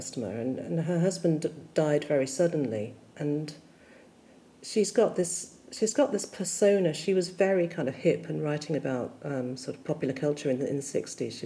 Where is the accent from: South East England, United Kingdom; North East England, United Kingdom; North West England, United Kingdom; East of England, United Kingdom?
South East England, United Kingdom; Vale of the White Horse, Berkshire; now in Manchester, United Kingdom; I was born in the Vale of the White Horse in Berkshire.